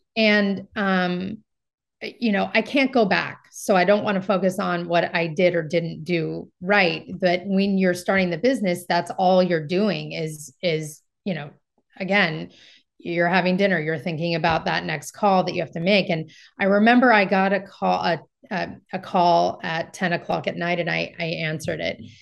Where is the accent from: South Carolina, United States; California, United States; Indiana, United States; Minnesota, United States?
California, United States; Marin County; I'm from Marin County and it helps that I have connections here in Marin County